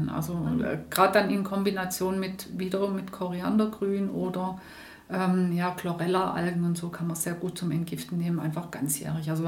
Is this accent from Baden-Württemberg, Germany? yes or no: yes; Schrotzberg, Baden-Württemberg, Germany; ich komme ursprünglich aus dem Hohenloischen, nicht aus dem Jagstal, sondern aus Schrotzberg.